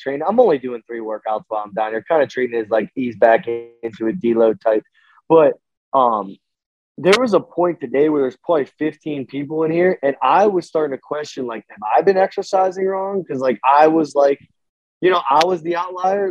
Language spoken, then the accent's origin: English; a small town in Pennsylvania, United States; I'm from a small town in Pennsylvania